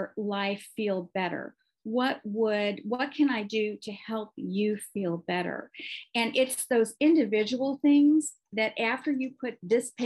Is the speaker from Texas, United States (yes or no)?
yes; Texas, United States; I come from Texas